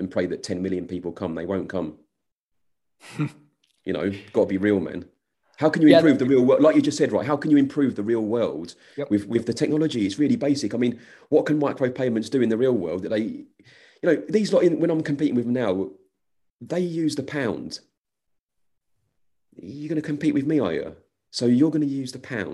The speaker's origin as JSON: {"language": "English", "region": "England", "country": "United Kingdom", "said": "I think I'm English"}